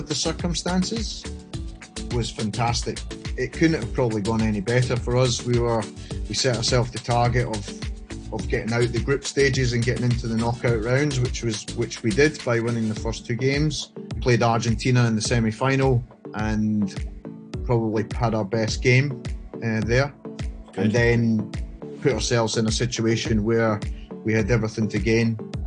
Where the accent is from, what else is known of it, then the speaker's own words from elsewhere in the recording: Scotland, United Kingdom; now in Hong Kong; grew up in Scotland, as you can tell by the accent